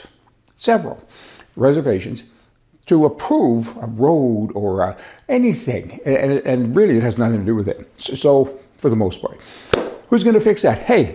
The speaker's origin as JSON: {"language": "English", "country": "Canada", "said": "We're all Canadian."}